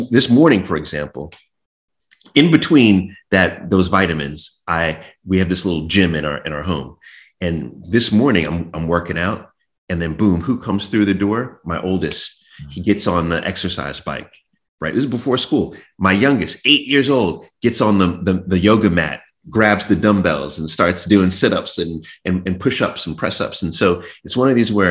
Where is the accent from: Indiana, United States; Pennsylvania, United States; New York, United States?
New York, United States; I was born in New York, and we lived in Jamaica, Queens